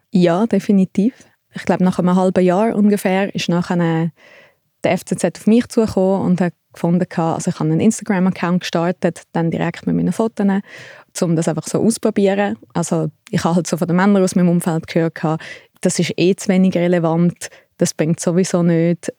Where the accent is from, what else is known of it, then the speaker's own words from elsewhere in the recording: Thalwil, Zurich, Switzerland; ich bin in Talwil aufgewachsen, ein bisschen außerhalb von Zürich